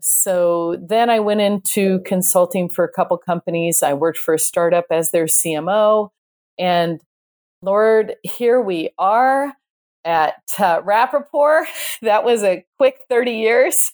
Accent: Ireland; I am Irish

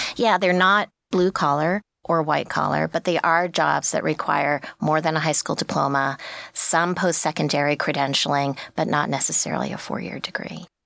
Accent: New York, United States; I'm from New York

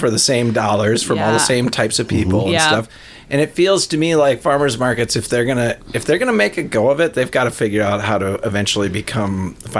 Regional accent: Elk River, Minnesota, United States; thinking back on my childhood in Elk River

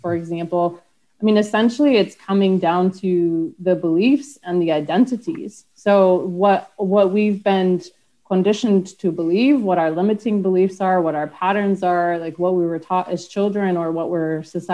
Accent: United States; moved away; being an American, I haven't actually lived in the US for so long

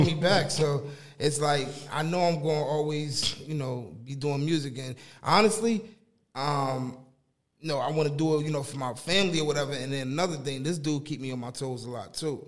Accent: Newark, New Jersey, United States; also born or lived in Boston, Massachusetts; I moved down to Jersey when I was about what three

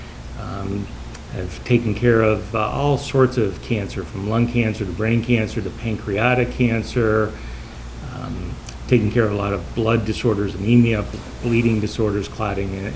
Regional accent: suburbs of Chicago, Illinois, United States; moved away as an adult; also born or lived in Utah / Washington State; I grew up in the Midwest in the suburbs of Chicago

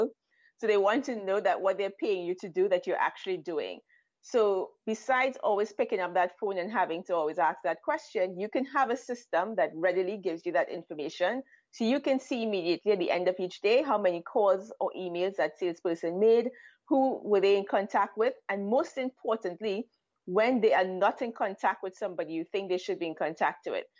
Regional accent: Trinidad & Tobago; moved away as an adult; now in Israel; I'm originally from Trinidad and Tobago

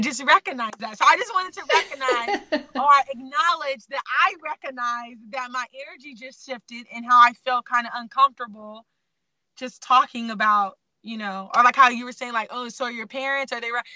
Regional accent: Sacramento, California, United States; also born or lived in Baltimore, Maryland; I was born in Baltimore, Maryland, raised in Sacramento

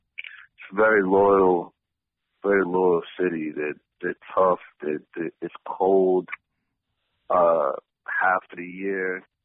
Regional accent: Boston, Massachusetts, United States; I grew up in a Roxbury Academy Homes project, which at the time was one of the worst project housing areas in the whole city.

